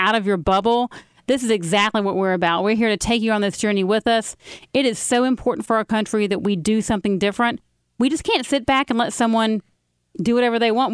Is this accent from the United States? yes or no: yes; Carrollton, Georgia, United States; also born or lived in New Orleans; I grew up in Carrollton, Georgia